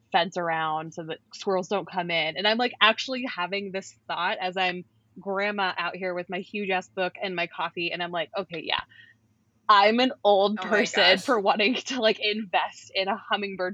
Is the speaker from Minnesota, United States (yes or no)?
no; California, United States; we grew up in California